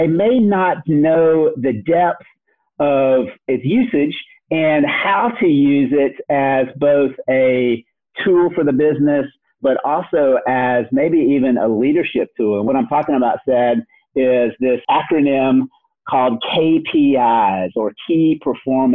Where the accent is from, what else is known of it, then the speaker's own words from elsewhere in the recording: Memphis, Tennessee, United States; moved away; we ended up in Memphis, Tennessee, of all places, which is my hometown